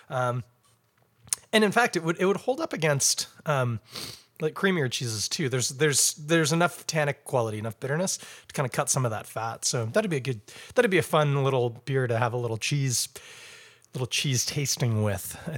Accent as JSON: {"language": "English", "region": "England", "country": "United Kingdom", "lives_now": "Canada", "said": "Fine, fine. I'm English. We've already discovered that."}